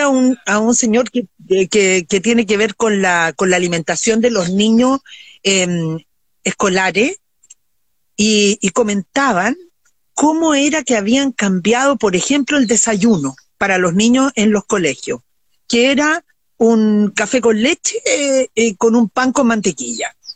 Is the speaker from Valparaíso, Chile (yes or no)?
yes; Viña del Mar, Valparaíso, Chile; yo me crié en Viña